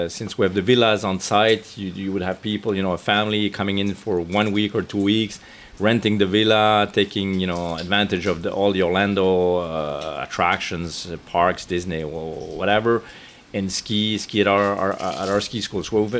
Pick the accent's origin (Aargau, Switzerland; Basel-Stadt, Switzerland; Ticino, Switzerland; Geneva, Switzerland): Geneva, Switzerland; We're from Geneva